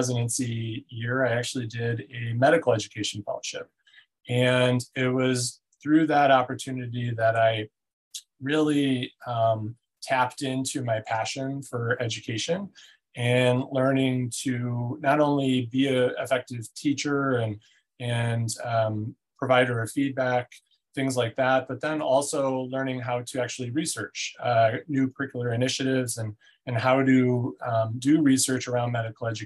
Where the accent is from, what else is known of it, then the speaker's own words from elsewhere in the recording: Northwest Indiana, United States; also born or lived in Chicago, Illinois; I'm a Midwesterner through and through. I was born in the Chicagoland area, grew up in Northwest Indiana